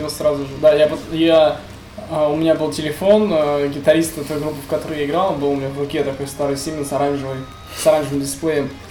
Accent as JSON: {"language": "Russian", "town": "Nefteyugansk", "region": "Khanty-Mansi Autonomous Okrug", "country": "Russia", "said": "Я из нефтяной столицы Сибири"}